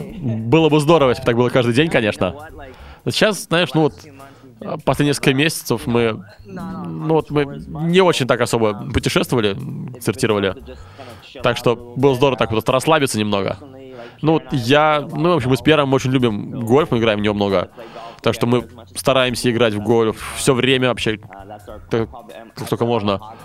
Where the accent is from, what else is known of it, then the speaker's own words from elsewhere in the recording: Montreal, Quebec, Canada; я из, я из Монреаля